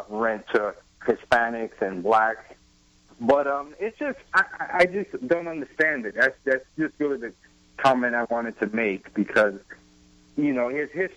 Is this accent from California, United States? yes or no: no; New York, United States; I'm from New York